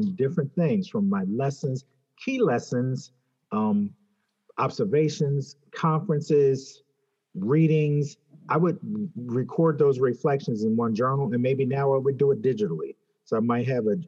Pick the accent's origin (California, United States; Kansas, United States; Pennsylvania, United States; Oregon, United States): Pennsylvania, United States; Philadelphia; I grew up in Philadelphia